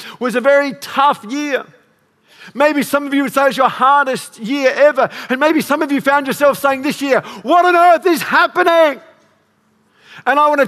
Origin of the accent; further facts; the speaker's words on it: Para Hills, South Australia, Australia; I grew up in Para Hills